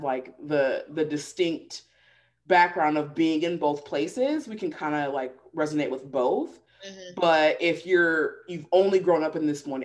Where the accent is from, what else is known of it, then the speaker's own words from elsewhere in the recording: Pacific Northwest, United States; moved away as an adult; also born or lived in the South (US); now in the South, United States; growing up in the Pacific Northwest where it's like, yeah, you just see hella white people.